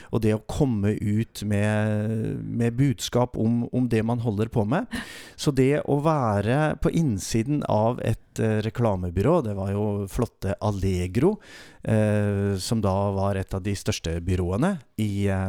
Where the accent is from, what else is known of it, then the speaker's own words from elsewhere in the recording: Glomfjord, Nordland, Norway; moved away; min mor hjemme i Nord-Norge, i Glomfjord